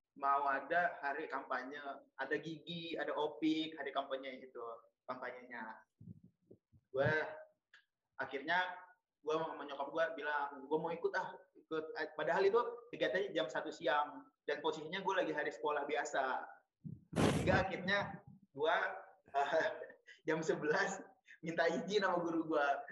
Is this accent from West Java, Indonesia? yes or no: yes; Bekasi, West Java, Indonesia; moved away as an adult; also born or lived in Lampung; Asal sebenarnya gue asal dari Bekasi